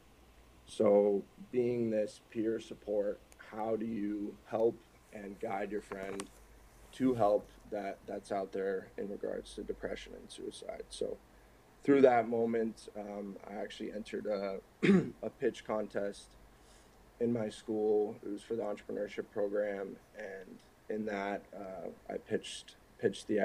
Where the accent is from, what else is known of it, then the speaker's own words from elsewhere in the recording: Minnesota, United States; also born or lived in Newport Beach, California / upstate New York; I grew up pretty much in Minnesota